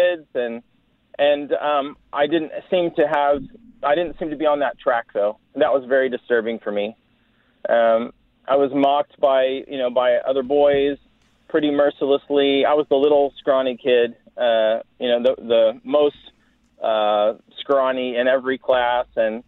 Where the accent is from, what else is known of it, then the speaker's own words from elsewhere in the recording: Dallas, Texas, United States; I'm a Texan. I was raised in the Dallas area, different places around Texas mostly